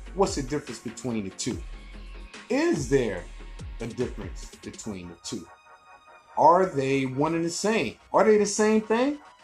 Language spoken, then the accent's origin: English; Birmingham, Alabama, United States; I graduated high school in Birmingham, Alabama. Midfield Patriot